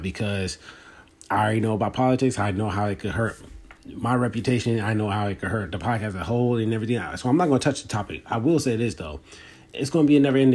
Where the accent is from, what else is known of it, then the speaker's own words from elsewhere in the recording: Philadelphia, Pennsylvania, United States; I'd rather go back to Philly because that's where I'm from.